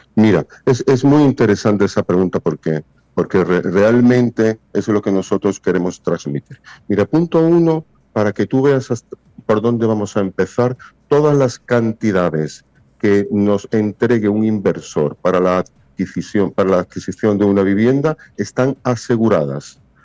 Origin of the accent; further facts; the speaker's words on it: Spain; moved away as an adult; now in Punta Cana, Dominican Republic; soy español